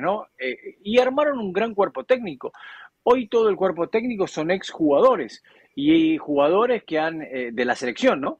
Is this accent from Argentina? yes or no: yes; Argentina